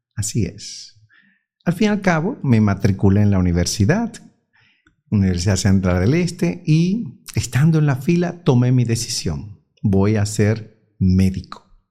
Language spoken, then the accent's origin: Spanish; San Pedro de Macorís, Dominican Republic; also born or lived in Bayaguana; now in Santiago, Dominican Republic; Nosotros somos de San Pedro de Macorís